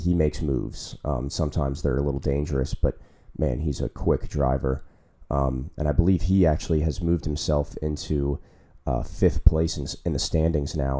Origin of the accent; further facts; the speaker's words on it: United States; as American fans